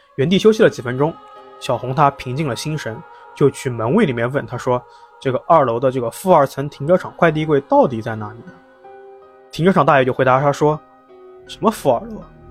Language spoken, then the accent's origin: Chinese; Jiangsu, China; 特别像咱们江苏